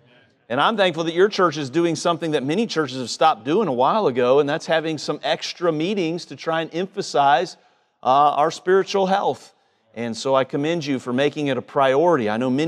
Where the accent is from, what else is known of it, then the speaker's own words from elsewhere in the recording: South Carolina, United States; also born or lived in Ohio; I'm from South Carolina, and so today was kind of brutal. It reminded me of why I don't live in Ohio anymore.